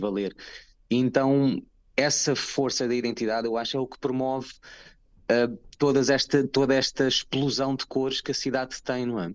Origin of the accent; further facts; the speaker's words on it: Portugal; moved away as an adult; now in London, United Kingdom; sou português